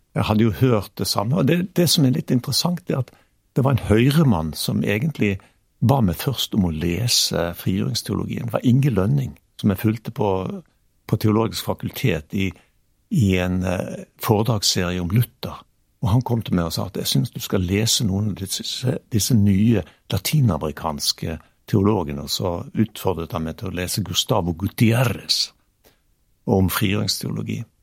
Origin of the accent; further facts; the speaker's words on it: Bergen, Vestland, Norway; moved away; also born or lived in Stavanger; jeg i all beskjedenhet som bergenser